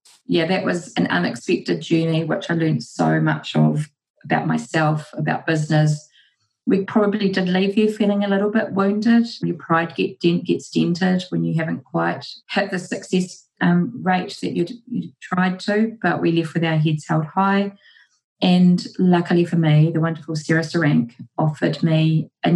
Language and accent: English; Porirua, Wellington, New Zealand; moved away as an adult; also born or lived in United Kingdom; I studied at Whitianui Polytechnic in Porirua, my hometown